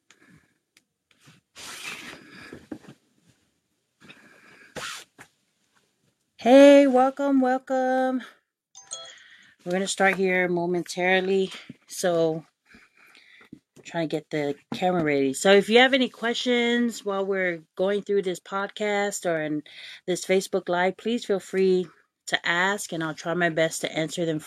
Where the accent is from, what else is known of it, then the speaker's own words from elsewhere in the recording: American Samoa; also born or lived in Utulei; growing up in American Samoa, every time when I went to Samoana High School